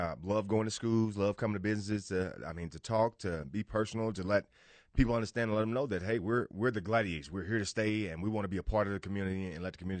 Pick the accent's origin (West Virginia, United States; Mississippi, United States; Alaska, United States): Mississippi, United States; Indianola; I'm from Indianola, Mississippi, actually home of …. So it was a big sports town. We're a big blues town, but we're a big sports town.